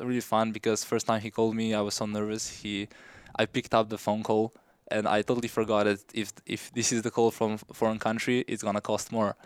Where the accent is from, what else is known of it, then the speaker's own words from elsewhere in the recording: Slovenia; moved away as an adult; now in United States; I grew up in a small village in Slovenia